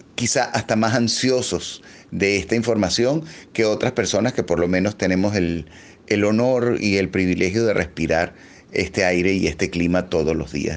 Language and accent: Spanish; Venezuela